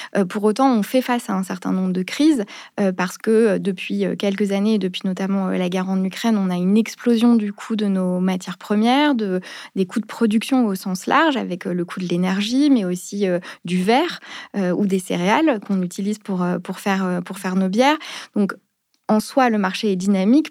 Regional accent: Paris, Île-de-France, France; also born or lived in Geneva; je suis parisienne

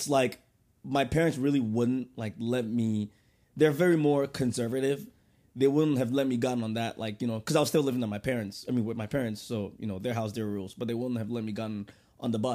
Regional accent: Ghana; moved away; I told her I was from Ghana

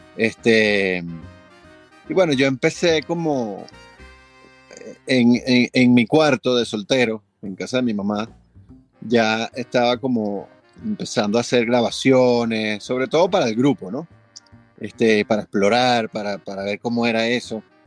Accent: Venezuela; aquí nací, aquí me moriré, yo aquí me quedo, bueno, estoy atornillado a este país

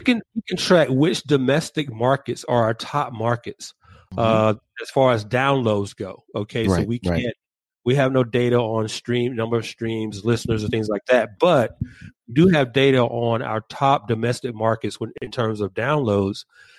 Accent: Atlanta, Georgia, United States; And then my hometown of ATL, Atlanta

